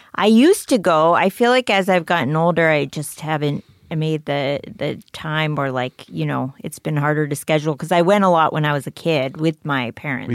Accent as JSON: {"language": "English", "town": "McLean", "region": "Virginia", "country": "United States", "tie": "born or raised there", "said": "I went to high school near Alexandria, but I grew up in McLean"}